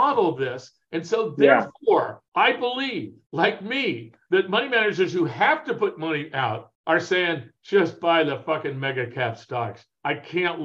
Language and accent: English; Arcadia, California, United States; I grew up right near Santa Anita Park.